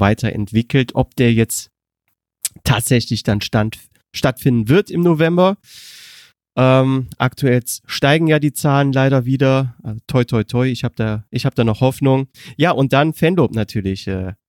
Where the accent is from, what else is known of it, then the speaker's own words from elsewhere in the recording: Germany; als Deutscher